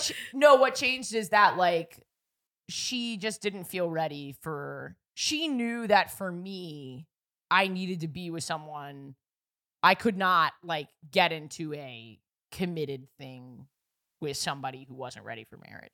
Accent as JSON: {"language": "English", "town": "New York City", "region": "New York", "country": "United States", "tie": "born or raised there", "said": "I grew up in New York City"}